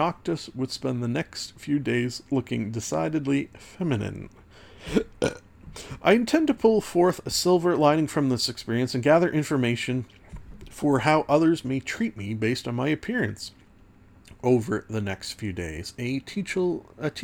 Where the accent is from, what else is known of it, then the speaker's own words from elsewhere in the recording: Canada; as a Canadian